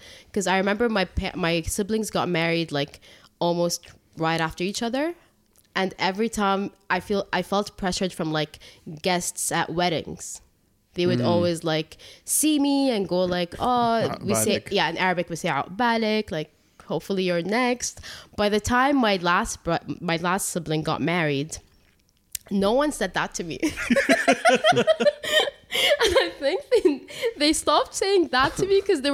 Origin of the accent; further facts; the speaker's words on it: Abu Dhabi, United Arab Emirates; I was born and raised in Abu Dhabi, and I've been working here for the past 10 years